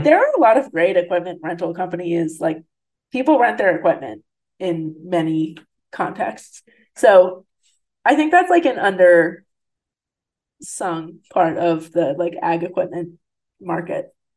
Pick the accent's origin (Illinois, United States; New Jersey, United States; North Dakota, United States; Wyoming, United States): New Jersey, United States; now in St. Louis, United States; I grew up in New Jersey in like New York City suburbs, essentially.